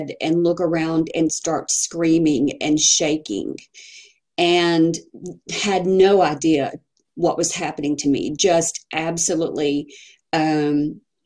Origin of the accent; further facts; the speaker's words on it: Texas, United States; I'm from Texas.